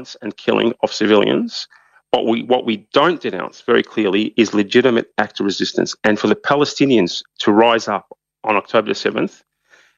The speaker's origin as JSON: {"language": "English", "country": "Australia", "said": "we being Australia"}